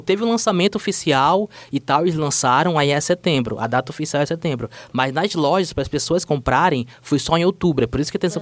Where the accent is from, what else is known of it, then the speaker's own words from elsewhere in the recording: Manaus, Amazonas, Brazil; now in São Paulo, Brazil; Eu sou de Manaus. E, é, coincidentemente, a casa onde eu morava lá em Manaus ficava 10 minutos da fábrica da Tectoy